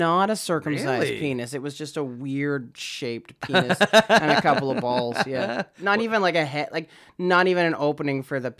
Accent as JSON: {"language": "English", "town": "Saskatoon", "region": "Saskatchewan", "country": "Canada", "tie": "born or raised there", "moved": "yes"}